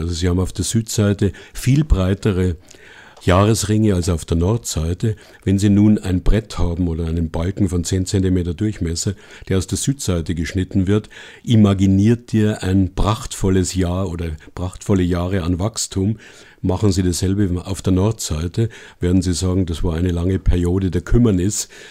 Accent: Bavaria, Germany; aus meinem Heimatland Bayern

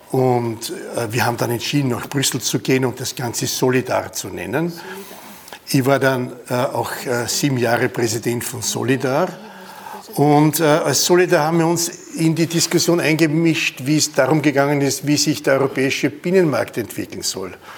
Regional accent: Innviertel, Upper Austria, Austria; moved away; Ich bin im Innviertel geboren und habe eine Grenze erlebt. Und wenn ich in der Schule beim, beim Fenster rausgeschaut habe, war Bayern.

